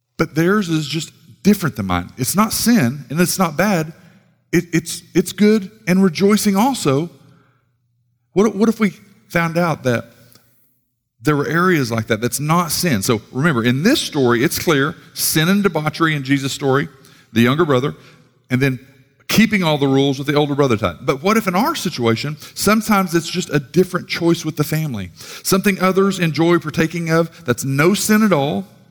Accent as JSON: {"language": "English", "town": "Sallisaw", "region": "Oklahoma", "country": "United States", "tie": "born or raised there", "moved": "yes", "said": "from Salisaw, rough side of the tracks"}